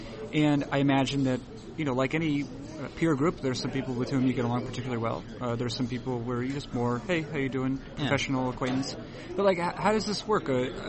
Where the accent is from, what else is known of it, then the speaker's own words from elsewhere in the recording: Boston, Massachusetts, United States; moved away; I grew up in Boston